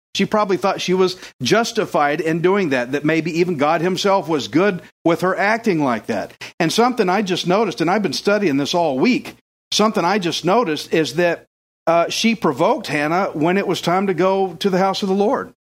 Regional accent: Texas, United States; I'm from Texas, I'm redneck as it gets

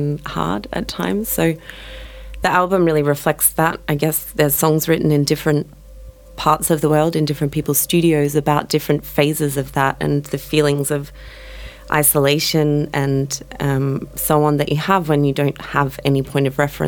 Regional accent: Melbourne, Victoria, Australia; moved away as an adult; also born or lived in San Francisco; now in Berlin, Germany; I'm from Melbourne, Australia

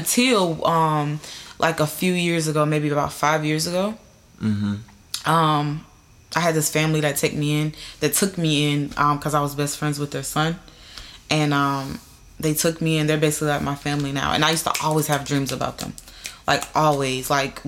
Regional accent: the South, United States; I still have that feeling, though, like, because I'm from the South. Like, you know, everybody's Christian.

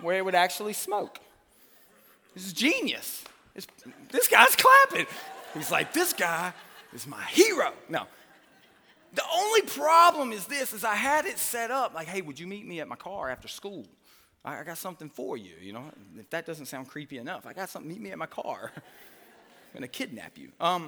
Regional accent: Hartsville, Tennessee, United States; I'm from Hartsville, Tennessee. You know, we don't really have a lot in Hartsville, Tennessee.

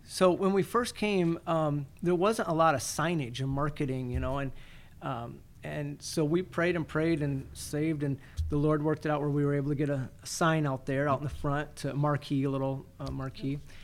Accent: Athens, Michigan, United States; also born or lived in Fulton, Michigan / Florida; now in Climax, United States; I was born and raised in Athens, and so um, uh, great little town

